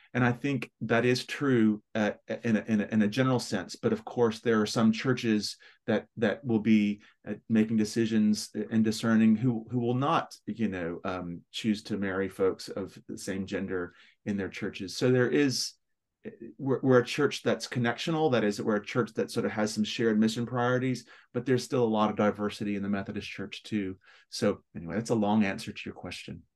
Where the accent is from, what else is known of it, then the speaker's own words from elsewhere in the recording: Memphis, Tennessee, United States; accent: West Tennessee; moved away as an adult; also born or lived in Chicago, United States / Birmingham, United Kingdom; now in London, United Kingdom; it's a West Tennessee accent. So I'm from Memphis, which is the southwest corner of Tennessee in the south, raised in the south